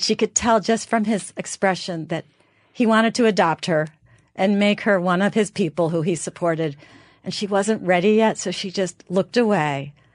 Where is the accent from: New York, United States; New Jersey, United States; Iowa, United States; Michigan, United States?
New York, United States; New York area, United States; I'm from the New York area